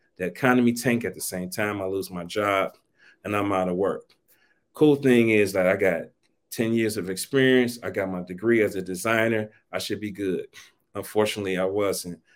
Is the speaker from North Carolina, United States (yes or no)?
no; East Cleveland, Ohio, United States; I'm from Cleveland, Ohio, originally East Cleveland, Ohio